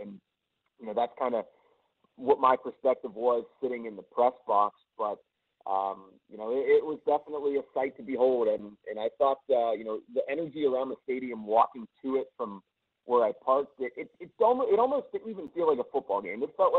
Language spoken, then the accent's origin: English; Pittsburgh, Pennsylvania, United States; growing up in Pittsburgh.